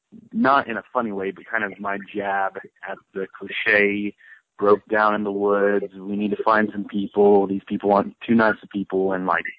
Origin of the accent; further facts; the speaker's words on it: Ohio, United States; now in Kentucky, United States; I live in Kentucky. I grew up in Ohio.